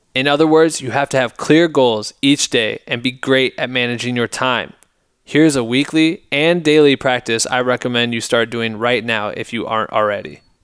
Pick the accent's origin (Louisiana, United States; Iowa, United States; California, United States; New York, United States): Iowa, United States; my hometown in Iowa